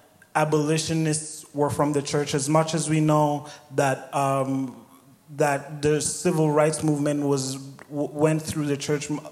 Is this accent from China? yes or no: no; Kenya; moved away as an adult; now in Sioux Falls, United States; I was born and raised in Kenya